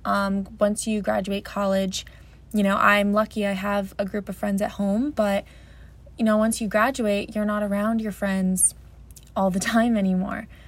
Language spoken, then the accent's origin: English; New Jersey, United States; I am 22 years old, I'm from New Jersey.